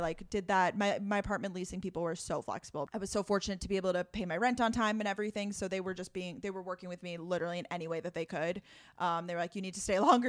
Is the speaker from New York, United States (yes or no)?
yes; Long Island, New York, United States; moved away as an adult; also born or lived in Boston, Massachusetts; I'm originally from Long Island, New York, but I lived in Boston, uh, post-grad